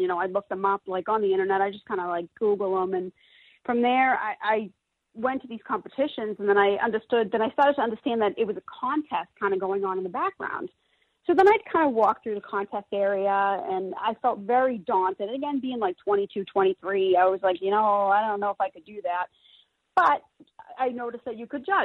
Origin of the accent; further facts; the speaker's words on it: Boston, Massachusetts, United States; moved away; I'm originally from the Boston area, I say it like Tedisco